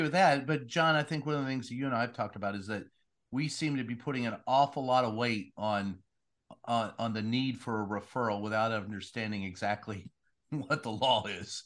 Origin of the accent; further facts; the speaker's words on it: Kentucky, United States; I grew up with that in Kentucky